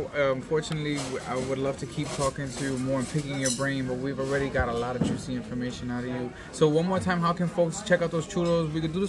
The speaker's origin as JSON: {"language": "English", "region": "New York", "country": "United States", "said": "I'm from New York. I'm Puerto Rican"}